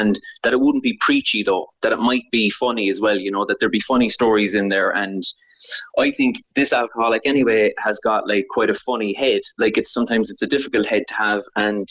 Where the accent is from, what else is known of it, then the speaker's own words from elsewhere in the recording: Cork, Munster, Ireland; growing up in Cork